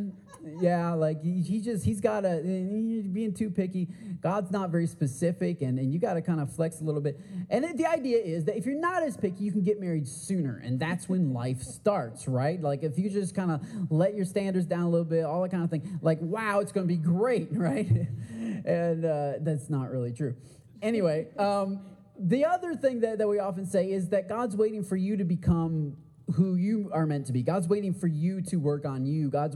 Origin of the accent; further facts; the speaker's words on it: Port Huron, Michigan, United States; I grew up in Port Huron, Michigan, a little town in Michigan